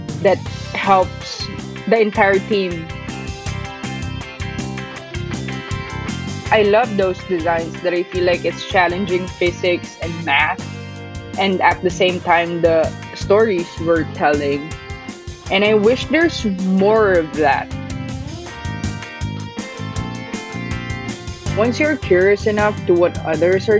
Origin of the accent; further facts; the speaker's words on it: Manila, Metro Manila, Philippines; moved away as an adult; now in Brooklyn, United States; I'm from Manila, Philippines